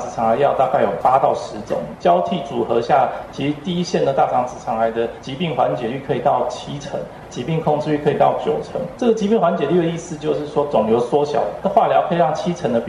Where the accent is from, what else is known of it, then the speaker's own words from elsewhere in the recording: Taiwan; 我们台湾人其实非常幸福啊